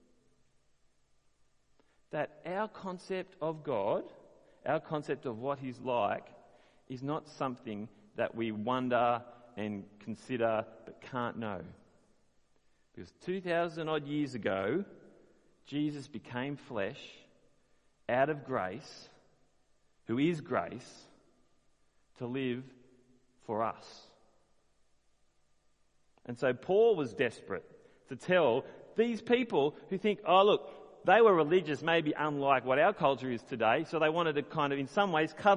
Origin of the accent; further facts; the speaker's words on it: Australia; As an Australian